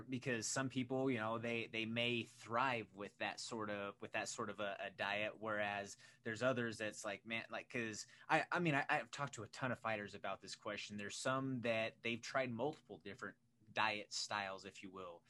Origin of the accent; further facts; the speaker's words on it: Pueblo, Colorado, United States; I grew up down in Pueblo